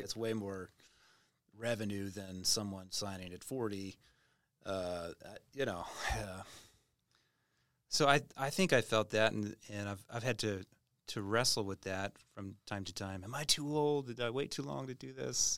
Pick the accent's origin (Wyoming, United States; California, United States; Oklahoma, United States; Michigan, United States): Oklahoma, United States; Tulsa; moved away as an adult; also born or lived in Nashville / India; now in Redding, United States; my hometown, Tulsa